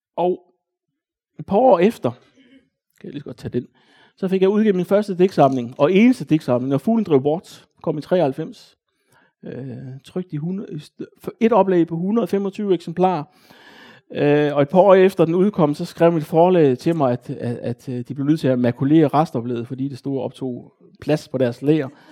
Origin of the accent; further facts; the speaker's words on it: Odense, Southern Denmark, Denmark; Jeg voksede op i Næsby